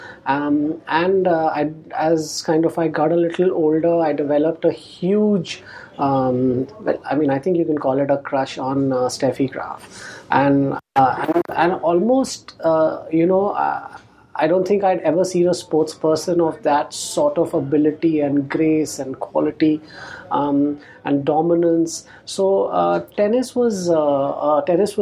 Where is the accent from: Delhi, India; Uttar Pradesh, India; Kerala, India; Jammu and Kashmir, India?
Delhi, India; growing up in Delhi in the 80s, I was born in 1975